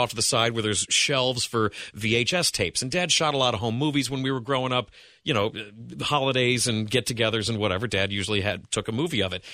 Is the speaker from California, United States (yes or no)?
no; Wellington, Ohio, United States; now in Cincinnati, United States; I grew up in Wellington, which is in Lorain County